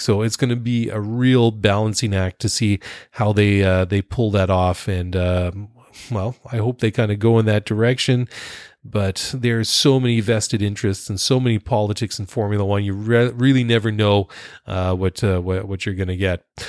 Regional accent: Canada; Being Canadian

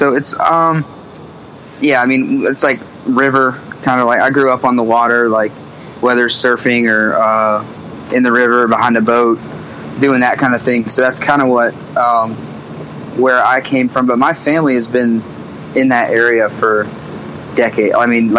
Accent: Myrtle Beach, South Carolina, United States; now in Charleston, United States; Yeah, I was born in Myrtle Beach.

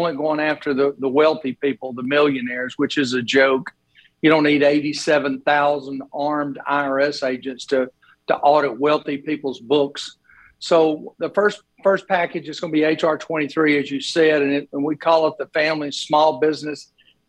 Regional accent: Sylacauga, Alabama, United States; I grew up in Sylacauga myself, so you know, I'm part of that hometown group up there

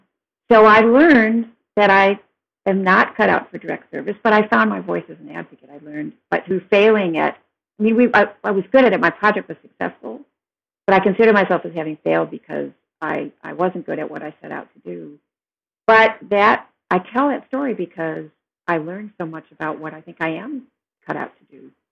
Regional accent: Midwest, United States; And there was a time, as a Midwesterner, especially in the years I was working at the National Council of La Raza

